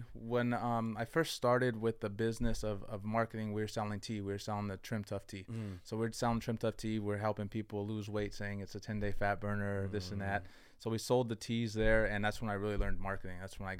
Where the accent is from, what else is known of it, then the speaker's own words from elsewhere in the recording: San Jose, California, United States; I grew up on South San Jose, Blossom Hill. So I grew up there. Went to school, Willow Glen. And then I transferred districts over here to the South. And I went to Oak Grove, Santa Teresa.